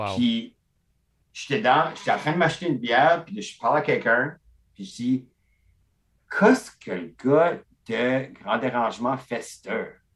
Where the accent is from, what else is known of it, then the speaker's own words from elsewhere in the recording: Beresford, New Brunswick, Canada; je viens de Burford, qui est comme Beresford